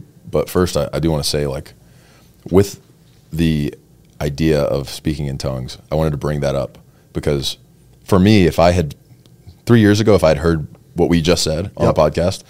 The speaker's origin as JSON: {"language": "English", "town": "High Point", "region": "the South", "country": "United States", "tie": "born or raised there", "moved": "yes", "lives_now": "Las Vegas, United States", "said": "I grew up in the South in a little dairy town, kind of like you, right, called High Point. Went to a Baptist church my whole life"}